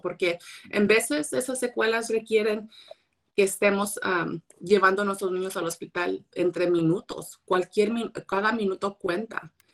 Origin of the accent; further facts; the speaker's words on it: Monterey County, California, United States; ya están aquí en mi condado, yo soy del condado de Monterrey